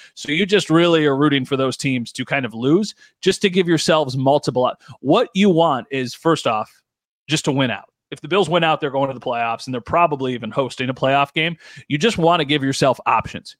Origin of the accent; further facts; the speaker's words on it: Buffalo, New York, United States; I'm from Buffalo